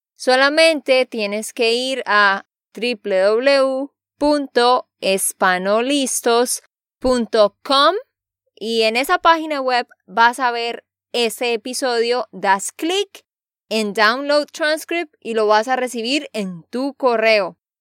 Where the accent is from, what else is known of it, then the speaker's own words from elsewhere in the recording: Santander, Colombia; de Santander, Colombia.